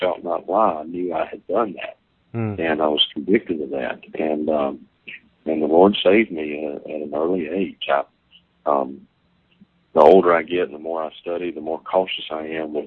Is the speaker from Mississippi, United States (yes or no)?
yes; Vicksburg, Mississippi, United States; Vicksburg, Mississippi, my hometown